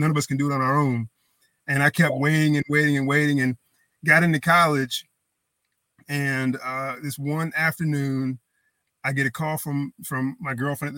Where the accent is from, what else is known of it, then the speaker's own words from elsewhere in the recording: Greenville, North Carolina, United States; I grew up in Greenville for the most part. Always loved the Pirates.